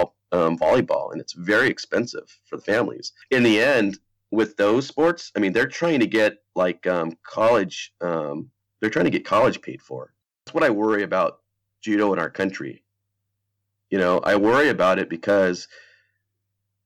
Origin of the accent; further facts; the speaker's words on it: Pacific Northwest, United States; I grew up in the Pacific Northwest